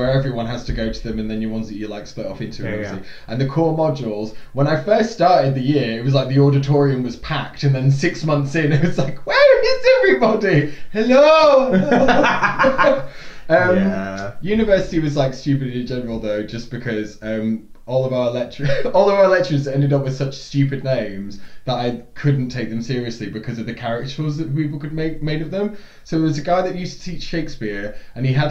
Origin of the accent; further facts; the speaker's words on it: United Kingdom; as a British person